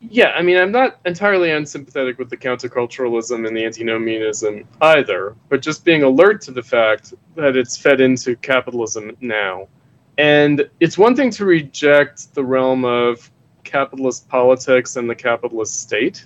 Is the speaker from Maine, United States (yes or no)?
no; Long Island, New York, United States; also born or lived in Chicago suburbs, Illinois; now in Chicago, United States; so I moved from New York. That's where I'm from. I'm from Long Island